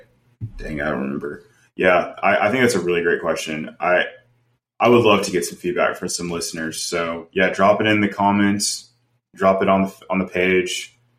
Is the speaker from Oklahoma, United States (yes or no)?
yes; Tulsa, Oklahoma, United States; The PGA Championship was in my hometown in Tulsa.